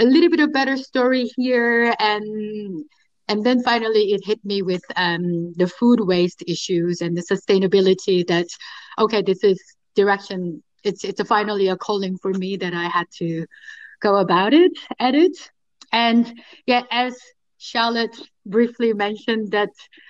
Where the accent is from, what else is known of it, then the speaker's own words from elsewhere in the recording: South Korea; English is a second language; moved away as an adult; also born or lived in Paris, France / Berlin, Germany; now in Amsterdam, Netherlands; I was born and raised in Korea